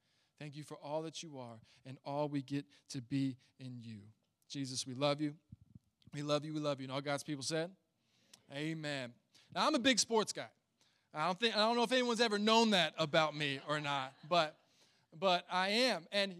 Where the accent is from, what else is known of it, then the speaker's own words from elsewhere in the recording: Northern United States, United States; I'm a natural Yankee trying to minister down here in the South.